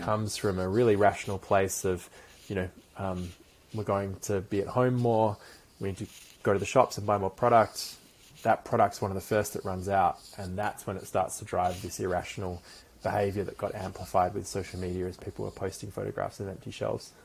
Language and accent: English; London, United Kingdom; so I was born in, in London, in in, um, in West London, in a place called Acton